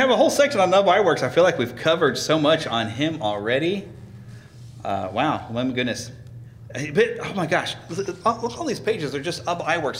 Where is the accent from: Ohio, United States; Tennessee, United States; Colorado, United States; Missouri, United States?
Missouri, United States; Kansas City; in Kansas City, I was graduating from Oak Park High School